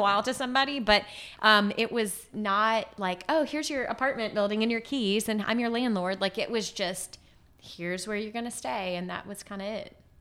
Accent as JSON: {"language": "English", "town": "Lafayette", "region": "Louisiana", "country": "United States", "tie": "born or raised there", "also_born_or_lived": "New Orleans / Baton Rouge", "moved": "as an adult", "lives_now": "Haiti", "said": "I was born and raised in Lafayette"}